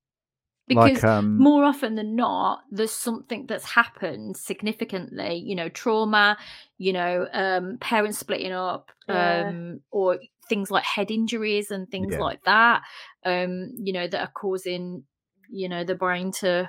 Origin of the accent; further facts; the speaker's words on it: United Kingdom; I'm British as well.